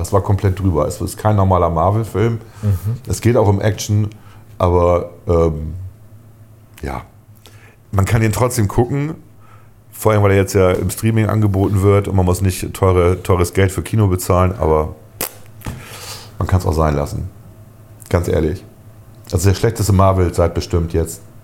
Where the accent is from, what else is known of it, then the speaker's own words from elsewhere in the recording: Germany; als Deutsche